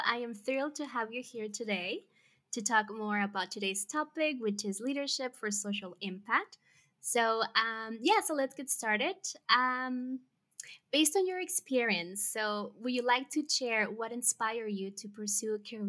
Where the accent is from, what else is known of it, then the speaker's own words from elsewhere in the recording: El Paso, Texas, United States; Daniela grew up in El Paso, Texas, which is also my hometown.